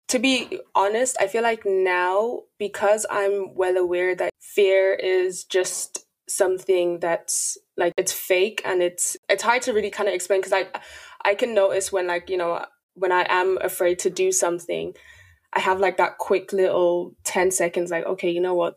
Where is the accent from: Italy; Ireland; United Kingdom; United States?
Ireland; Dublin, Leinster; also born or lived in Nigeria; I'm from Dublin, Ireland